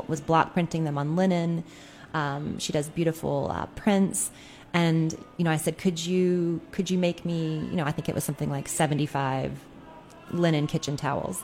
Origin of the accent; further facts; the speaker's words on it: Durham, North Carolina, United States; moved away; My hometown in Durham, North Carolina